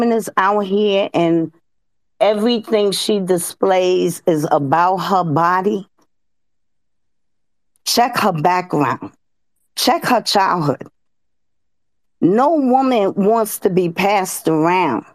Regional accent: New York City, New York, United States; I'm born and bred in the South Bronx

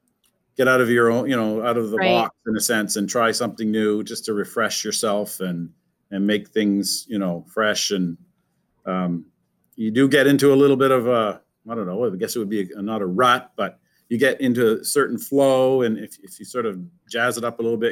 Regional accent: Fredericton, New Brunswick, Canada; also born or lived in Moncton, Canada; now in Riverview, Canada; I'm originally from Fredericton

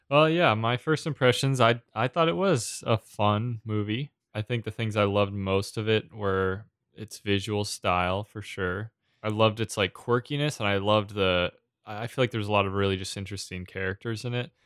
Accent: New England, United States; I grew up in New England, but I didn't grow up on the coast

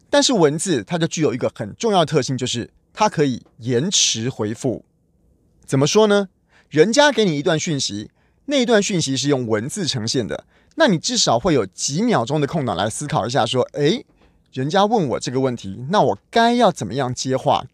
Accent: Taiwan; 我们台湾人

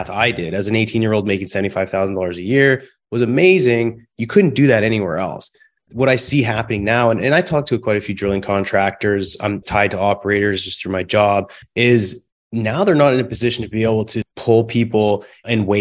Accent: close to Vancouver, British Columbia, Canada; also born or lived in Calgary; now in Houston, United States; I'm originally from Canada, born in Calgary, raised close to Vancouver.

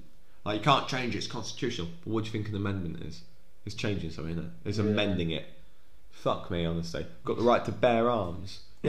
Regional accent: Maidstone, South East England, United Kingdom; moved away; also born or lived in Lincoln / Scotland; I grew up in Kent, in Maidstone.

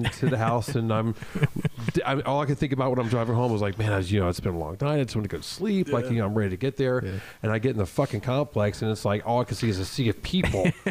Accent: Charlotte, North Carolina, United States; I grew up in Charlotte, went to school for, went to Providence Day for most of my school years

